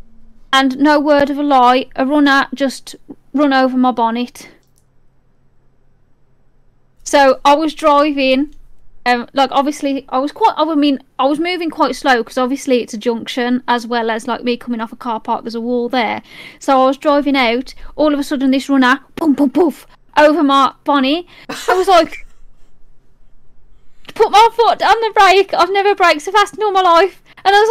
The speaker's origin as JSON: {"language": "English", "area": "Black Country", "region": "West Midlands", "country": "United Kingdom", "tie": "born or raised there", "said": "I'm born here."}